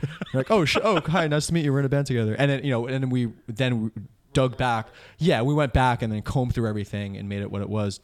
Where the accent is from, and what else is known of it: Old Bridge, New Jersey, United States; born or raised there; now in Bayonne, United States